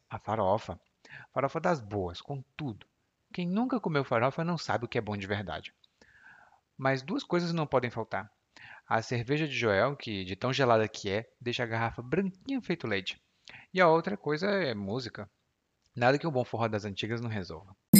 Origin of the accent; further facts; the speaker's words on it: Ceará, Brazil; eu sou cearense